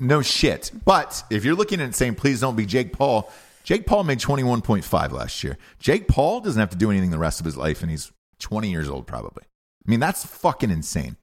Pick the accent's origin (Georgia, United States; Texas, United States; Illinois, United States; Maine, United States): Georgia, United States; University of Georgia, where, you know, I didn't get in there and I graduated with honors, and that was my home state, and I grew up there my entire life